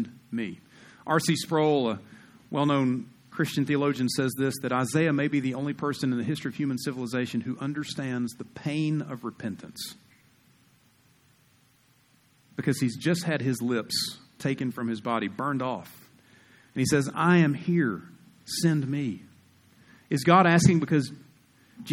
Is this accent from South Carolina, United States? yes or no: yes; South Carolina, United States; moved away as an adult; now in Utah, United States; I grew up in South Carolina, we're 49th in education